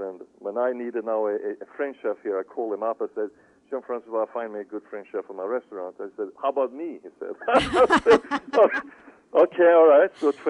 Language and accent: English; Sweden; you for sure will have some some hard bread and a few herrings on a buffet, you know, just because, that simple reason I'm from Sweden.